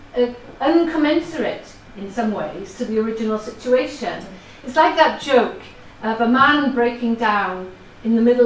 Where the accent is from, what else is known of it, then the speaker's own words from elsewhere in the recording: Wales, United Kingdom; first language Welsh; English is a second language; my background as having Welsh as my first language